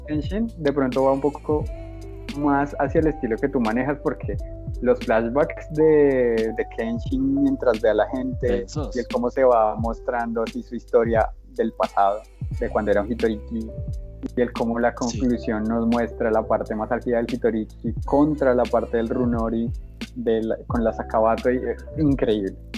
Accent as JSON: {"language": "Spanish", "region": "Bogotá", "country": "Colombia", "tie": "born or raised there", "said": "yo como bogotano, o como chico que nació en Bogotá y se crió"}